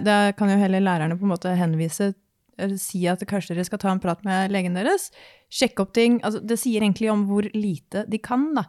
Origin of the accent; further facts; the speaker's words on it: Horten, Vestfold, Norway; jeg kommer jo da fra Horten, Eh, nærmere sagt Skoppum